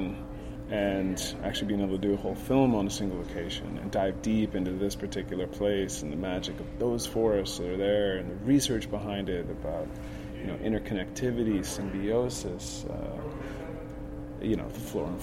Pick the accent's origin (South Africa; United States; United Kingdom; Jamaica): United States; Jackson; I was born in Jackson, and had a great upbringing